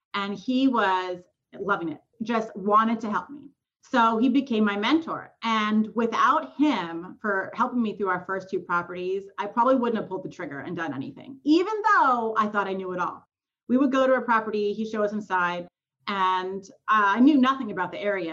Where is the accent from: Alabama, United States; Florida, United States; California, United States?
California, United States; Southern; moved away as an adult; now in Memphis, United States; I was born and raised in California, SoCal, moved to Memphis. This is our eighth year here